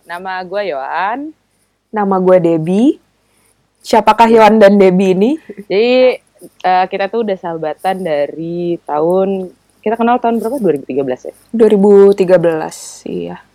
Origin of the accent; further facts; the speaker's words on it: Palembang, South Sumatra, Indonesia; now in Jabodetabek, Indonesia; iya gue dari gue aslinya dari Palembang